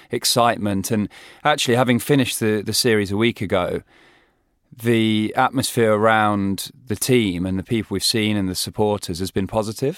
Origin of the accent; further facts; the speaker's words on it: England, United Kingdom; we as English